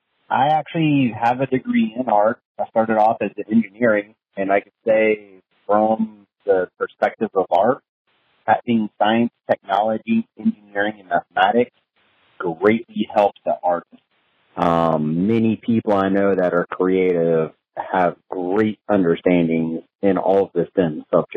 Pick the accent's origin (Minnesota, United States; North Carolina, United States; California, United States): California, United States; Southern; now in New Orleans, United States; growing up in Southern California